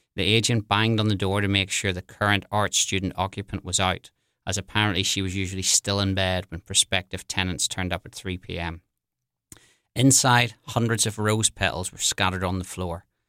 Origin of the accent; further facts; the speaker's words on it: Belfast, Northern Ireland, United Kingdom; moved away as an adult; also born or lived in London; now in New Orleans, United States; I'm originally from Belfast in Northern Ireland. I grew up there in the seventies and the eighties